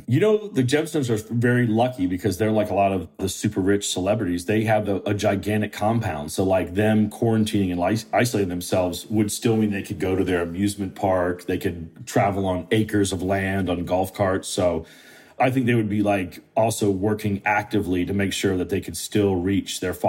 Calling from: Charleston, South Carolina, United States; I'm calling you from my offices in Charleston, South Carolina.

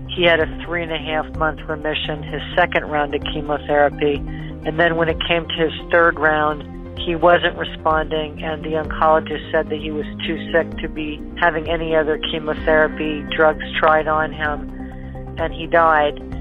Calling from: Drexel Hill, Pennsylvania, United States; I'm calling from Drexel Hill, Pennsylvania

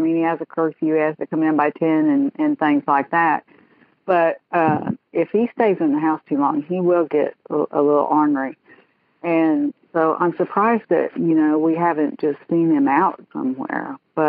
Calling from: Dallas, Texas, United States; Dallas, Texas.

